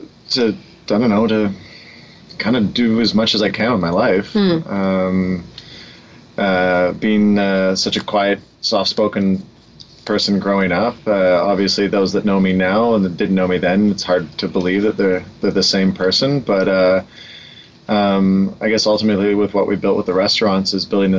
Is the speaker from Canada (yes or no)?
yes; Vancouver, British Columbia, Canada; Born and raised in Vancouver.